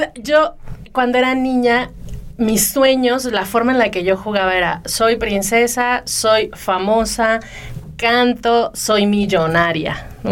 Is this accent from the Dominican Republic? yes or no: no; Mexico City, Mexico; moved away; yo vivía en México, yo soy de la Ciudad de México